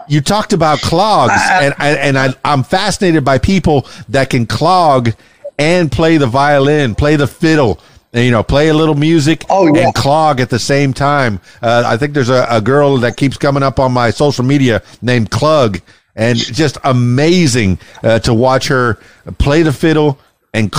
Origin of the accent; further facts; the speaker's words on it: Miami, Florida, United States; I'm from Miami in the Florida Keys